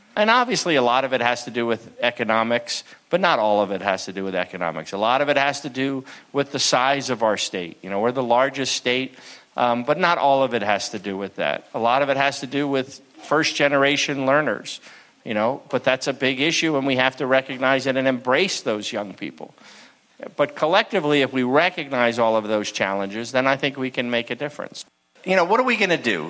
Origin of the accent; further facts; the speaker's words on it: New Jersey, United States; now in California, United States; I grew up in New Jersey, went to public schools